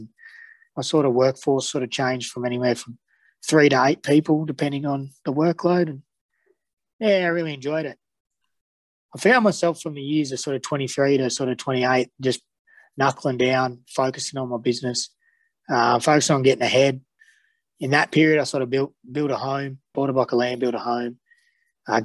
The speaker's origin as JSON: {"language": "English", "town": "Dubbo", "region": "New South Wales", "country": "Australia", "tie": "born or raised there", "also_born_or_lived": "Sydney", "said": "I was born and bred in Dubbo. It's a nice little country town."}